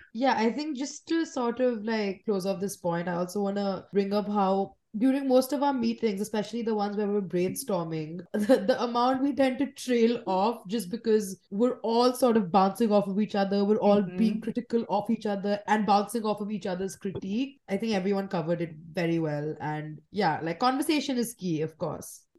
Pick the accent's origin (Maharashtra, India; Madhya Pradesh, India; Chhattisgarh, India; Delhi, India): Delhi, India; New Delhi; I was born and raised in New Delhi in India